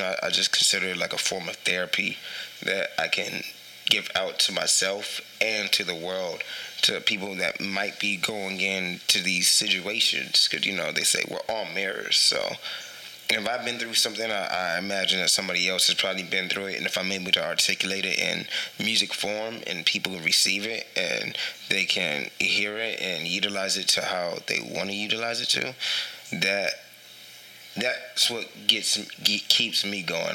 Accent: San Antonio, Texas, United States; also born or lived in Philippines; I'm from San Antonio, but I was actually born in the Philippines. Um, I was only there for two months

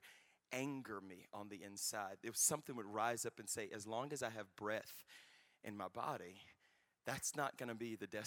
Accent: Louisiana, United States; I recently graduated my undergrad, my home state of Louisiana

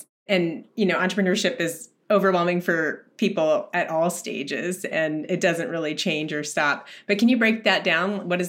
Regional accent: United States; what we go through growing up Indian in the U.S.

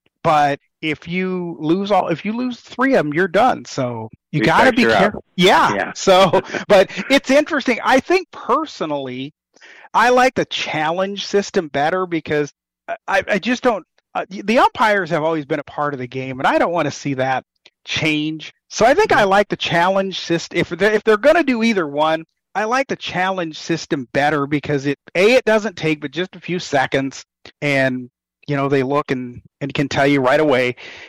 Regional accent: Mississippi, United States; when you could hear Mike Shannon and Jack Buck and at times Bob Uecker sit there in those rain delays and tell stories.

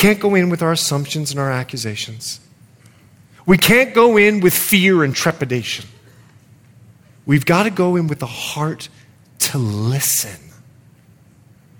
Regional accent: Bahamas; moved away; I'm from the Bahamas

